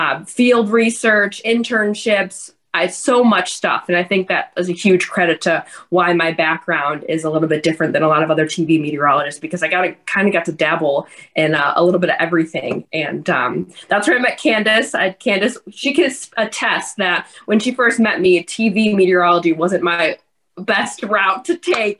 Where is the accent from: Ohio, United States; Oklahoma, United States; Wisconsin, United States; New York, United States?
Ohio, United States; Cleveland; also born or lived in Strongsville, Ohio / Asheville, North Carolina; So I grew up here in Cleveland.